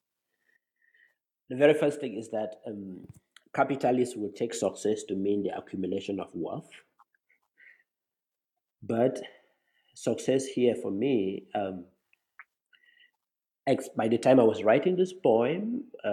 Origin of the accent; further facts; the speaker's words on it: Cameroon; I come from Cameroon in Africa, which is tropical for the most part